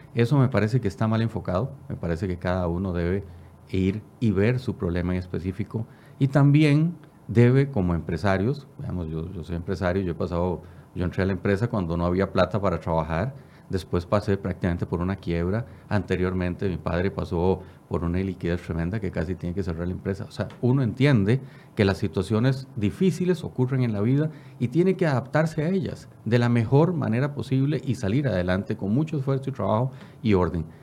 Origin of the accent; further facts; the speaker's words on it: Costa Rica; soy costarricense y vivo por Costa Rica